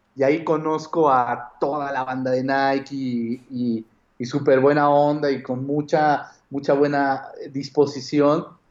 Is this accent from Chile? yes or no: no; Mexico; yo era como del mexicano que vivía en México y tenía como esta idiosincrasia